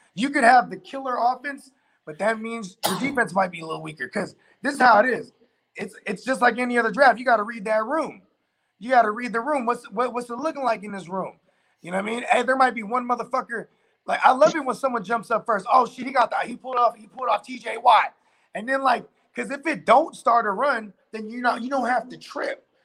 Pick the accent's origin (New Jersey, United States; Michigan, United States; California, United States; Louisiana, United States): California, United States; the Bay Area; we're from the Bay